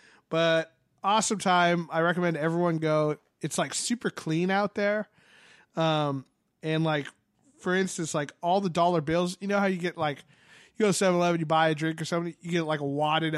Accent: San Francisco, California, United States; Where are you from? I'm like, San Francisco.

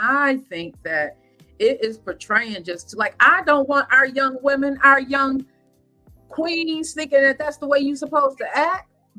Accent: New York, United States; I guess because I'm like a New Yorker and we get to see all the different seasons.

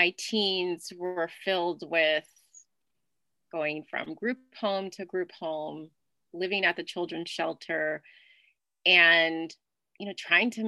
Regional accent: New Orleans, Louisiana, United States; I'm originally from New Orleans, Louisiana. And I grew up twirling batons and dancing in Mardi Gras parades.

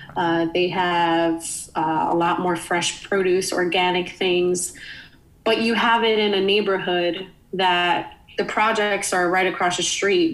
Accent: New York City, New York, United States; moved away as an adult; now in Philadelphia, United States; me growing up in the Bronx

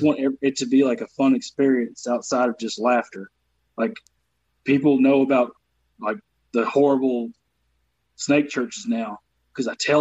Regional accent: the South, United States; accent: Southern; moved away as an adult; also born or lived in North Carolina / Michigan / Baltimore / Detroit; now in Los Angeles, United States; I'm from the South

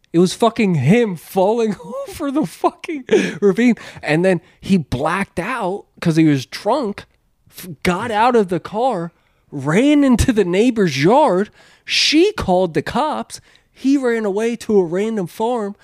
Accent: Pennsylvania, United States; moved away; growing up in Pennsylvania

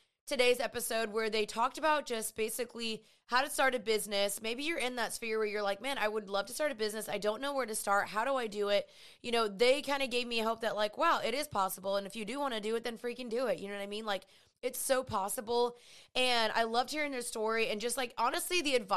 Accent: Dallas, Texas, United States; I'm 28 years old. I'm from Dallas

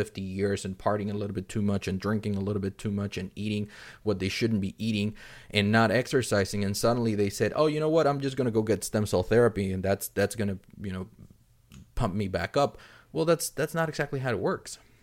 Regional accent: Mexico City, Mexico; moved away; I'm originally from Mexico City

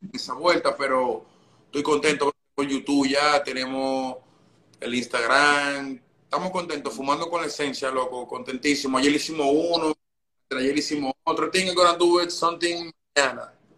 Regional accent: Dominican Republic; moved away as an adult; also born or lived in Santo Domingo; now in New York, United States; yo nací en República Dominicana

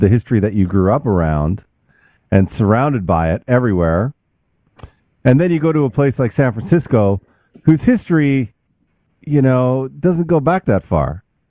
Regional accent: Canada; now in United States; I mean my transition wasn't as hard, I'm sure, because I came from Canada into the US

